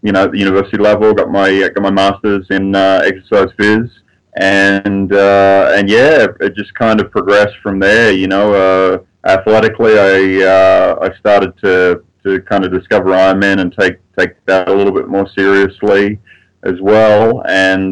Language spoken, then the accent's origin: English; Sydney, New South Wales, Australia; moved away as an adult; now in Lafayette, United States; Lafayette, Colorado right now. Yep. Well, originally from Sydney, Australia, but I've been living in the States since 2000 and Colorado since 2004.